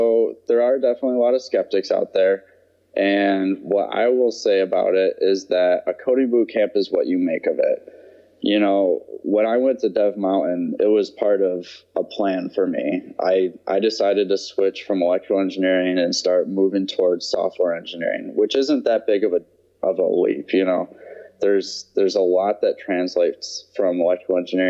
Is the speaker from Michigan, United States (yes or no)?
yes; Michigan, United States; moved away as an adult; also born or lived in North Carolina / Wisconsin / Georgia; I grew up in Michigan